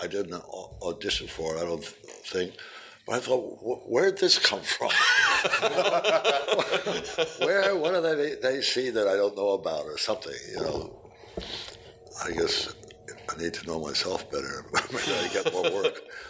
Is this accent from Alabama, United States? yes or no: no; New York, United States; But I didn't really get into that until I came out here from New York.